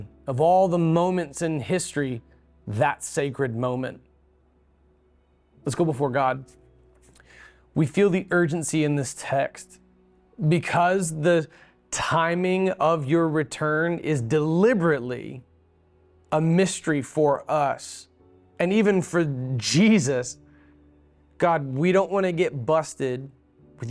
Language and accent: English; Beulah, Florida, United States; When I grew up in Beulah, Florida, we had several acres